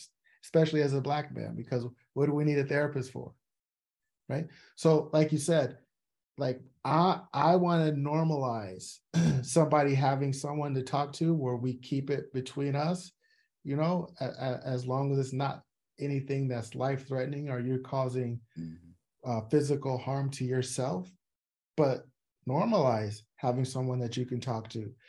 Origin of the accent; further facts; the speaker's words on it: San Diego, California, United States; growing up in Southeast San Diego as a Black male